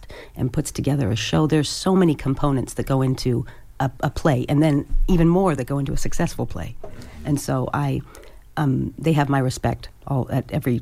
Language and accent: English; West Coast, United States; when I was growing up on the West Coast